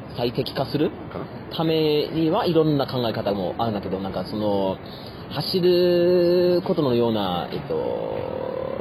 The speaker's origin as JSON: {"language": "Japanese", "country": "Germany", "also_born_or_lived": "Yamagata Prefecture, Japan", "moved": "yes", "said": "ドイツ人としてなんかドイツ人として"}